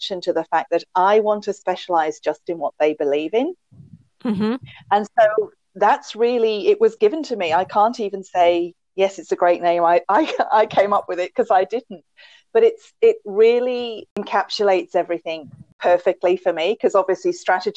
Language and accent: English; England, United Kingdom; accent: English; now in Australia; But I'm an Australian with an English accent because originally I'm from England. So it's not a pure Australian accent